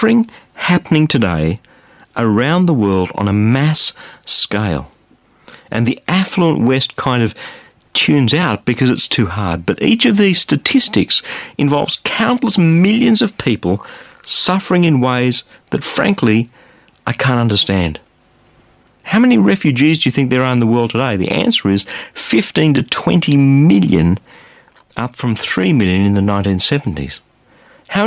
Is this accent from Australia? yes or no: yes; Australia; I'm an Australian